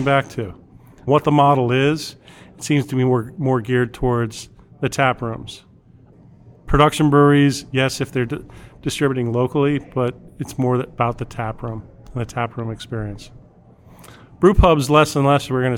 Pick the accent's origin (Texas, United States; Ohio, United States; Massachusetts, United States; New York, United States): New York, United States; Long Island; also born or lived in California; now in Washington, D.C. area, United States; I'm Long Island myself.